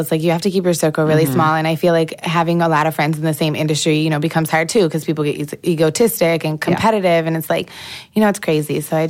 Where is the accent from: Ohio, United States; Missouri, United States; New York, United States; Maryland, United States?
New York, United States; Rochester; I grew up in Rochester, New York, but I went to 16 different schools like throughout my life.